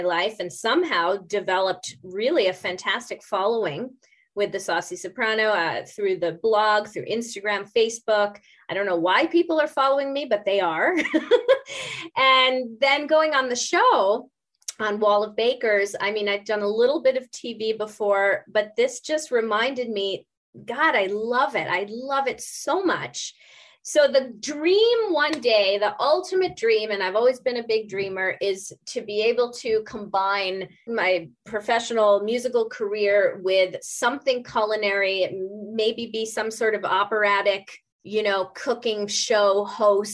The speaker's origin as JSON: {"language": "English", "town": "New York City", "region": "New York", "country": "United States", "tie": "born or raised there", "also_born_or_lived": "Buenos Aires, Argentina", "moved": "as an adult", "lives_now": "Vernon, Canada", "said": "I'm a New Yorker, not born, but bred"}